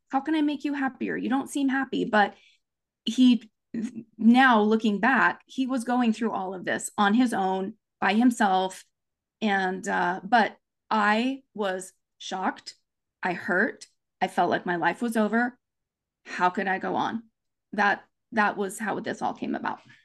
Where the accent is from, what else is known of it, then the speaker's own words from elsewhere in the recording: Provo, Utah, United States; also born or lived in Japan; now in Orem, United States; I grew up in Provo, Utah, Happy Valley, U S A.